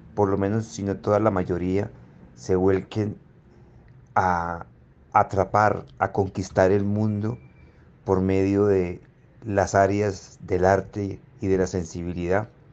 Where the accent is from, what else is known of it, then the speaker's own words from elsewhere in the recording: Zarzal, Valle del Cauca, Colombia; las casas de Zarzal, donde yo nací